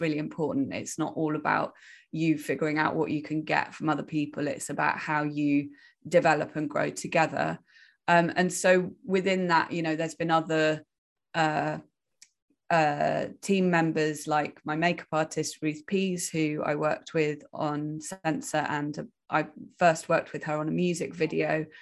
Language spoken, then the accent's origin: English; Wales, United Kingdom; I'm originally from Wales. I grew up in the countryside in the middle of nowhere